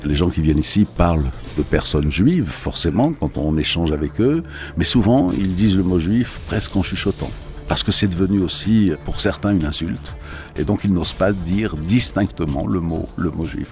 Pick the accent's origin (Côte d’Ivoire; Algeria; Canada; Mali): Algeria; now in France; Moi, je suis né en Algérie également à l'époque où l'Algérie était française. Je vis en France.